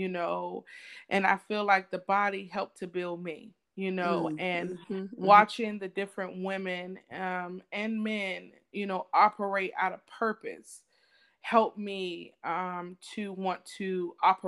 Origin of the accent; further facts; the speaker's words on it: the South, United States; we're from the South, so a big thing of the South is service